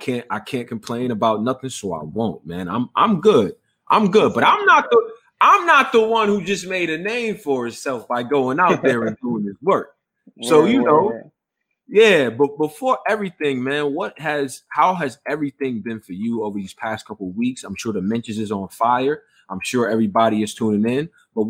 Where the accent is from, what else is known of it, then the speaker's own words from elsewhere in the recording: Houston, Texas, United States; born there; I was born in Houston, Texas. All right. So I got a special affinity for the South.